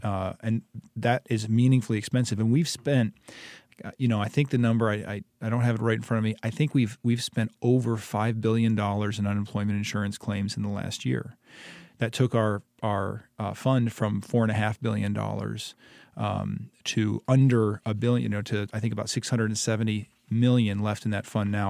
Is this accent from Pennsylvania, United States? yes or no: no; Ypsilanti, Michigan, United States; moved away as an adult; now in Hillsdale, United States; I grew up in Ypsilanti, uh, about sixty-five miles east of Hillsdale